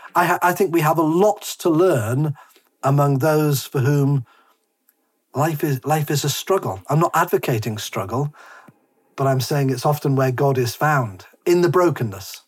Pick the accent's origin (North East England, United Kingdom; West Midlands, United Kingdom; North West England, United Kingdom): North East England, United Kingdom; Whitley Bay; moved away; also born or lived in Harrogate; I, I, lived in in Monkseaton, Whitley Bay, Tyneside, which is posh Tyneside. I've even got a mug which says "I'm posh Geordie,"